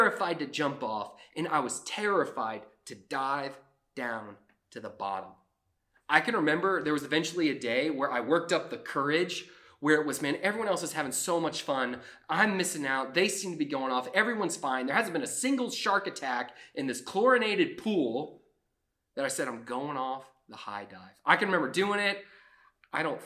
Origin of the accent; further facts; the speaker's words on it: Georgia, United States; also born or lived in South Florida; I grew up in South Florida. I lived there till I was 5, and then I moved to Georgia